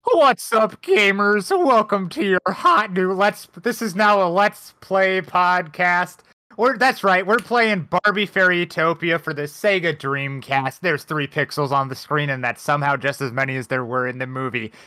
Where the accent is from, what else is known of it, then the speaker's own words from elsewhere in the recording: United States; my American brain